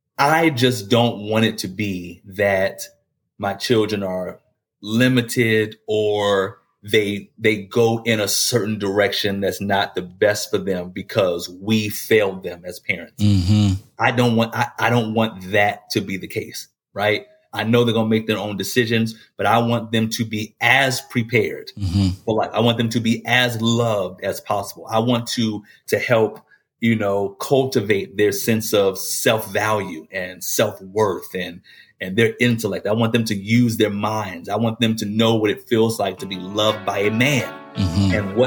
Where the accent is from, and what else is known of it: Maryland, United States; born or raised there